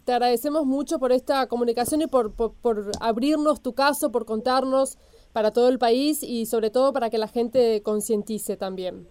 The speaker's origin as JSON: {"language": "Spanish", "country": "Argentina", "said": "somos los argentinos"}